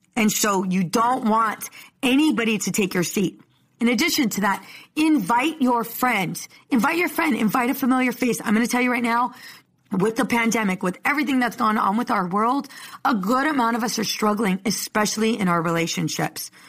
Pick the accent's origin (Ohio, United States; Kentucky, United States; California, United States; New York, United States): California, United States; Oceanside; I'm from Oceanside